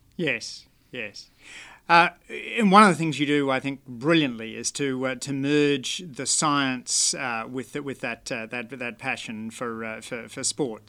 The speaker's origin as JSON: {"language": "English", "town": "Canberra", "region": "Australian Capital Territory", "country": "Australia", "tie": "born or raised there", "said": "my hometown there. I, I always think that, uh, the pleasures of, uh, running in the Canberra bush"}